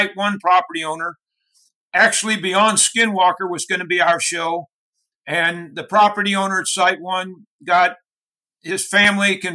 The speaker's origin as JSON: {"language": "English", "town": "Hermann", "region": "Missouri", "country": "United States", "tie": "born or raised there", "also_born_or_lived": "St. Louis, Missouri", "said": "I was born in St. Louis, Missouri, and my family moved to a rural area, Herman, Missouri, and lived there, a very small town of just 1,100 people"}